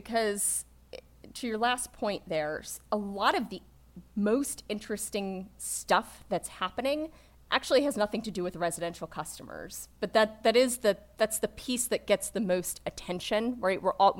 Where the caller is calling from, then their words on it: Charlottesville, Virginia, United States; I'm calling in from Virginia today. I'm actually down in Charlottesville, and we're here for our annual staff retreat.